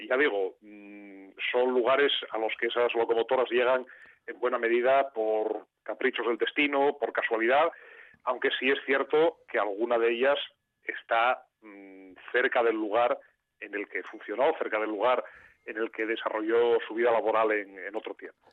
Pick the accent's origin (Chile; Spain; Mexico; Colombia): Spain; Mieres, Asturias; yo soy de Mieres, he crecido pues, al lado de esas, de esas locomotoras